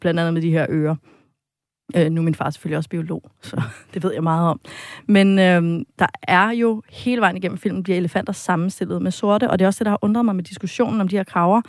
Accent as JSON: {"language": "Danish", "country": "Denmark", "said": "som dansker"}